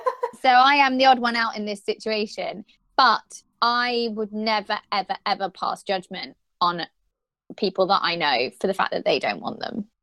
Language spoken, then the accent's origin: English; United Kingdom; we're so British.